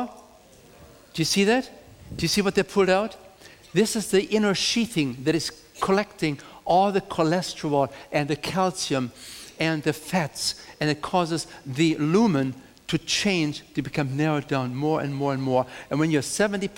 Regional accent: Germany; now in United States; I'm coming from Germany

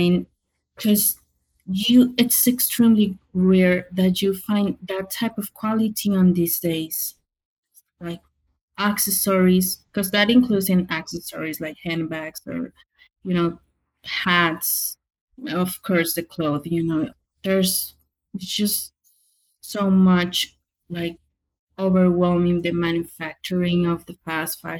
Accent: Mexico; now in Pacific Northwest, United States; I'm from Mexico, of course, but I guess Hispanic, Latina

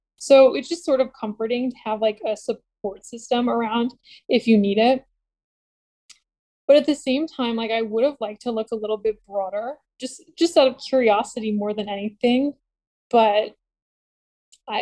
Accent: Buffalo, New York, United States; moved away as an adult; I was born in Buffalo

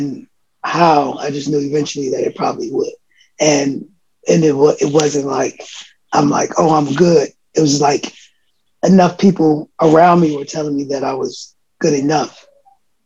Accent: Oakland, California, United States; born or raised there; also born or lived in Philadelphia

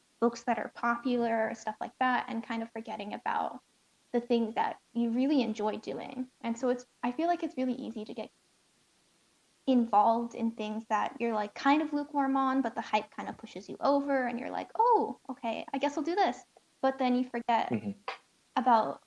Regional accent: Indonesia; I'm not Malaysian, but I'm Indonesian

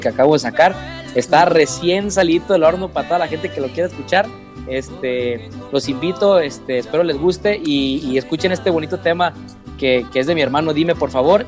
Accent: Mexico; cuando regresamos acá a mi tierra, México

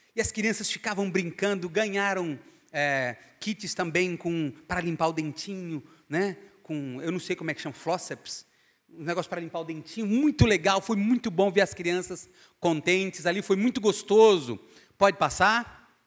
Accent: Paraíba, Brazil; Eu sou paraibano

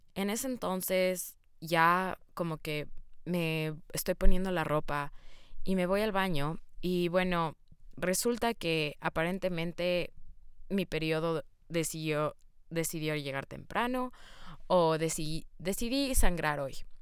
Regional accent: Quito, Pichincha, Ecuador; first language Spanish; moved away; yo nací en Ecuador, Quito, Ecuador, para ser exactos, y yo crecí, obviamente, como mi lengua materna siendo el español.

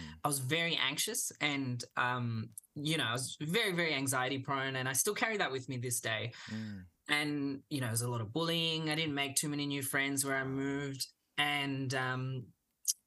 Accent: Melbourne, Victoria, Australia; first language English; also born or lived in Kolkata, India / South India; Came straight to Melbourne. Lived in Melbourne my whole life

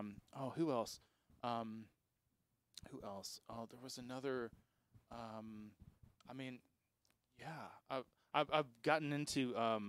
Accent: Texas, United States; now in North Carolina, United States; living here, being from here

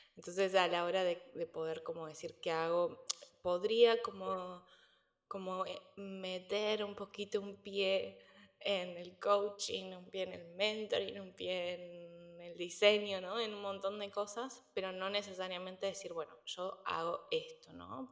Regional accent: Córdoba, Argentina; moved away as an adult; also born or lived in Buenos Aires, Argentina / Spain; now in United States; Yo no soy de Buenos Aires, yo soy de Córdoba, en el centro del país, entonces también a los 17 años me fui de la ciudad

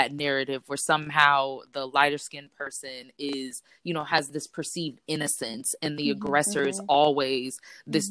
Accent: Texas, United States; I'm from Texas, and my family is originally from Louisiana.

